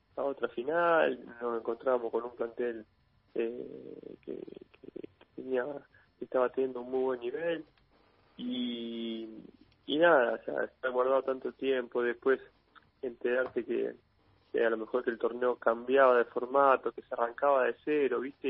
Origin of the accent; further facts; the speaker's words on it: Argentina; como argentinos